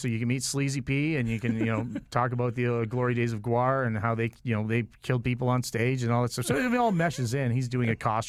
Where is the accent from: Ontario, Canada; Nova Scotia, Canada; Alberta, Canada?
Ontario, Canada; Toronto; And I'm from Toronto, and I've worked with all the best in Toronto.